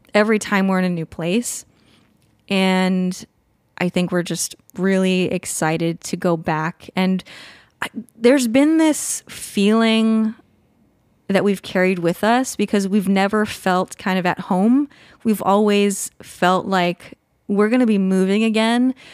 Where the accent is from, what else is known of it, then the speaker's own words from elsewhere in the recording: California, United States; moved away as an adult; also born or lived in Colorado; now in Vancouver, Washington, United States; I grew up in California